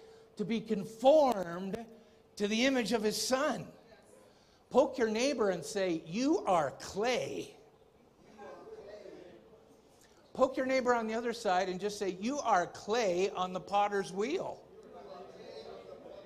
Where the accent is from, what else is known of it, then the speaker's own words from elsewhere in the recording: Ontario, Canada; I'm from Ontario, and things aren't quite as free there